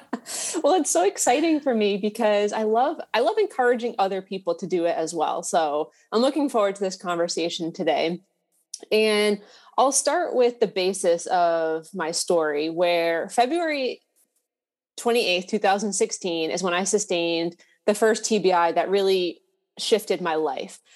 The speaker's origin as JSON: {"language": "English", "region": "Massachusetts", "country": "United States", "said": "I'm from Massachusetts"}